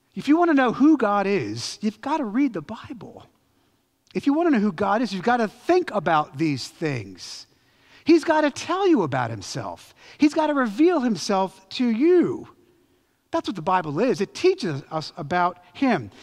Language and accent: English; Philadelphia, Pennsylvania, United States; I'm from Philly